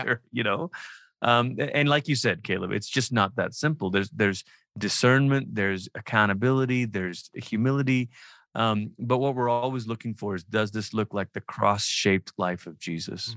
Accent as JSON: {"language": "English", "country": "Malaysia", "tie": "born or raised there", "moved": "yes", "said": "I'm from Malaysia, I grew up in Malaysia."}